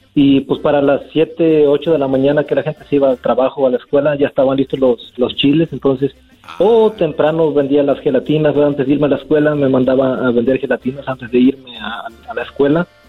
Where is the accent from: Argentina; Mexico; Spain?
Mexico; Juchique de Ferrer, Veracruz; moved away; soy de Veracruz, de un pueblito llamado Juchique de Ferrer